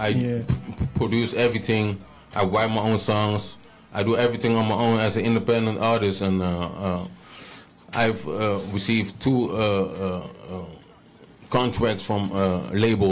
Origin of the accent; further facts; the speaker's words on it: The Hague, South Holland, Netherlands; moved away as an adult; also born or lived in Stadskanaal, Netherlands / Saint Vincent and the Grenadines; now in Groningen, Netherlands; I grew up in The Hague, Den Haag, 070